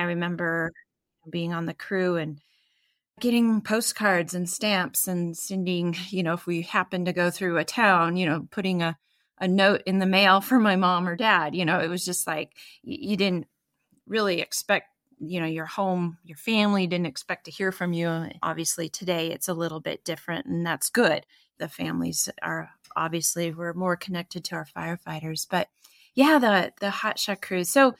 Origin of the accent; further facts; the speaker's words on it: Northwest, United States; You know, we're from the Northwest, so we have a lot of timber and crown fires